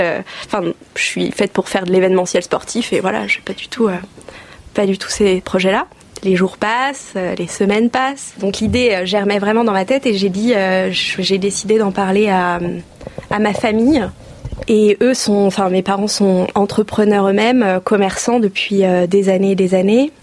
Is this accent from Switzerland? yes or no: no; Oise, Hauts-de-France, France; moved away as an adult; also born or lived in Angers area, Maine-et-Loire; now in Le Lion-d'Angers, France; je suis originaire de l'Oise. J'y ai passé toute, euh, toute mon enfance, mon adolescence